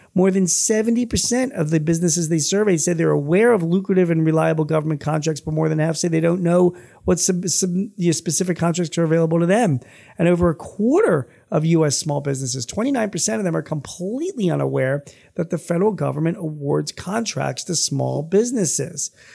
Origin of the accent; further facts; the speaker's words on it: Philadelphia, Pennsylvania, United States; my hometown